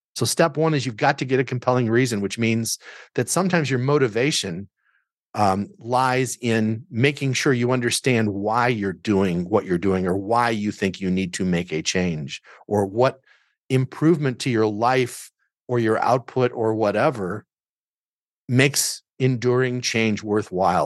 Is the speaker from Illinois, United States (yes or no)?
yes; Southern Illinois, United States; moved away as an adult; also born or lived in Chicago suburbs; now in Chicago, United States; I grew up in Southern Illinois